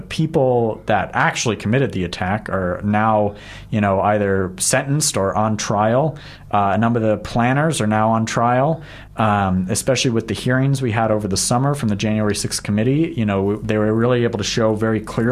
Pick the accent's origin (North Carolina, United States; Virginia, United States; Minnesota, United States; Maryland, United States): Virginia, United States; D.C.; moved away as an adult; also born or lived in San Antonio, Texas / Washington, D.C. / Northern Ireland / Kosovo; now in New Zealand; I grew up in Virginia, and I grew up right next to Washington, D.C.